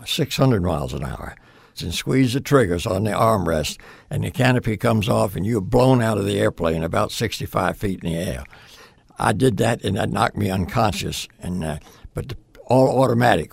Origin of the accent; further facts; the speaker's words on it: Portsmouth, Virginia, United States; moved away as an adult; I grew up in Virginia.